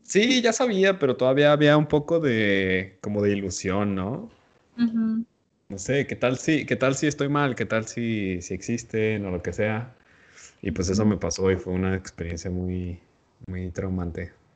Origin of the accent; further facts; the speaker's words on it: Mexico; nosotros como mexicanos